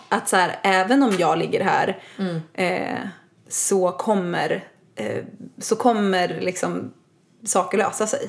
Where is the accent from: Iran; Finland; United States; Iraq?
United States; also born or lived in Sweden; I'm American.